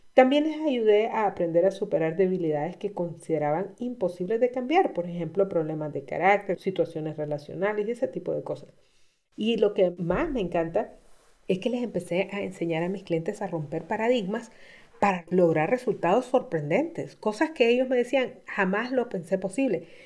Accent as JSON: {"language": "Spanish", "country": "Honduras", "said": "estaba comenzando mi práctica profesional como coach en Honduras. En mi país"}